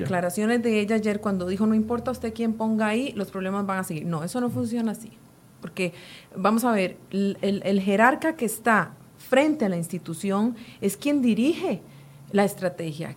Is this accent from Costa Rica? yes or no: yes; Costa Rica